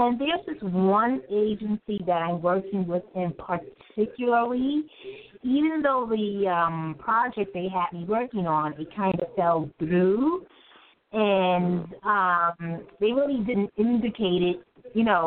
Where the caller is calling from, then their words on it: New York City, New York, United States; I'm calling from New York City